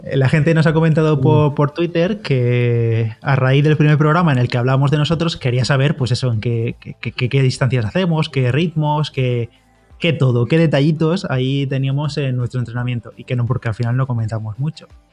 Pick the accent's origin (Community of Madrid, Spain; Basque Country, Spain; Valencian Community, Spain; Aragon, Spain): Valencian Community, Spain; a village near Orihuela; en Orihuela, allí cerquita de mi pueblo